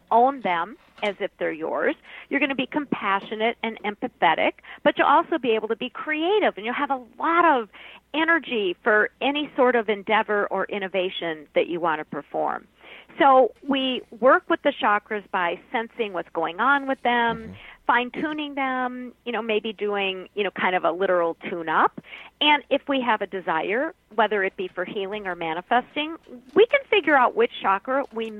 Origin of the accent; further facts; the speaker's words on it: Minnesota, United States; I'm from Minnesota, but we're all Norwegians here